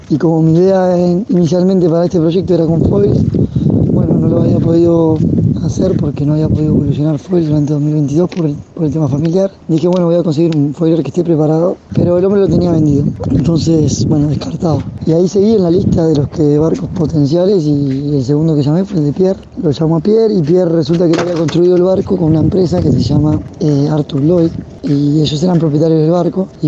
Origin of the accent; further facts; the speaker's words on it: Uruguay; Y como somos los uruguayos, estamos poco acostumbrados a ver otros uruguayos por el resto del mundo.